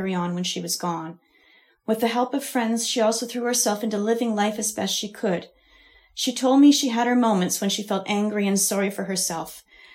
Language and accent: English; Ontario, Canada; I was born and raised in Ontario